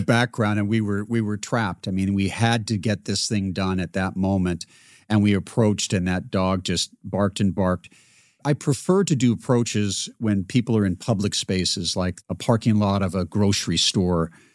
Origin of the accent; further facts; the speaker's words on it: Seattle, Washington, United States; I grew up in Seattle